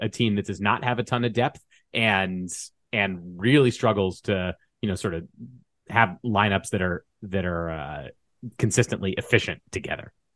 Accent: Washington, District of Columbia, United States; moved away; also born or lived in Colorado; I grew up in the Washington, D C area

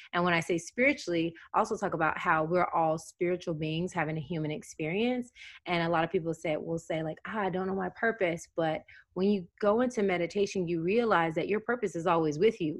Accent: Tennessee, United States; I grew up in Tennessee.

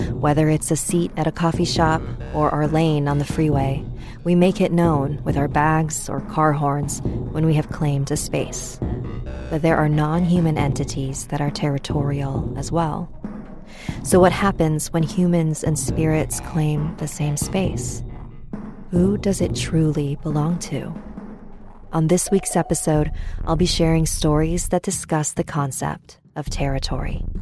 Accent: Quezon City, Metro Manila, Philippines; now in San Francisco, United States; So, this happened back when my family and I were still living in the Philippines. I grew up in Quezon City before we moved here to San Francisco.

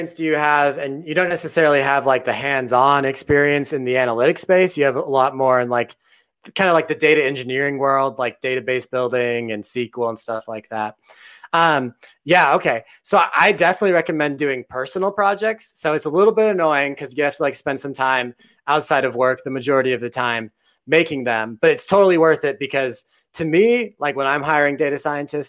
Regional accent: Texas, United States; another Texan like me

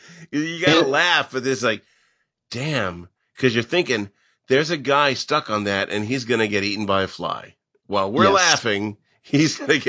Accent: Pekin, Illinois, United States; because I come from Pekin, and so did Willis Cooper.

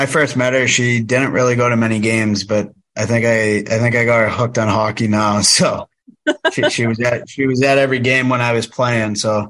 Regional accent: New England, United States; So I grew up watching the NFL, and obviously I'm from New England, so I'm a New England Patriots fan.

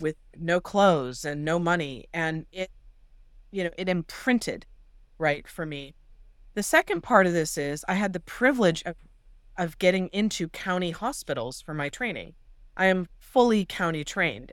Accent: Los Angeles, California, United States; I'm from the San Fernando Valley in Los Angeles, which is enormous.

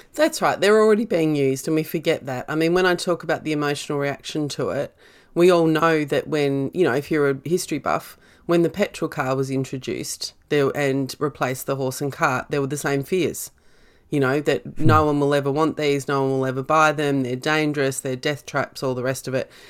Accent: Australia; being Australian

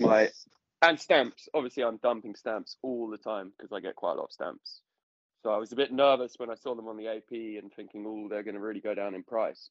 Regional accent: London, United Kingdom; I'm a Londoner.

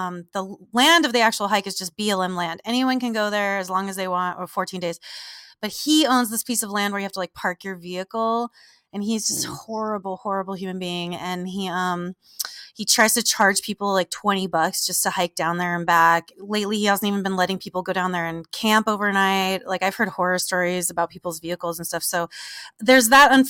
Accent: Southern California, United States; I'm from Southern California in the desert

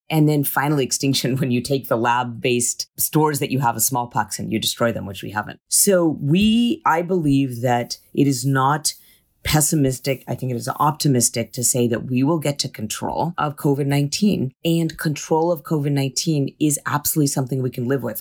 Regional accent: California, United States; as a Californian

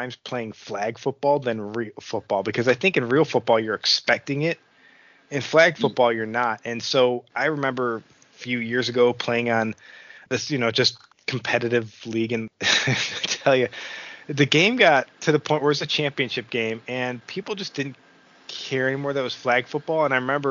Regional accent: Buffalo, New York, United States; I'm from Buffalo

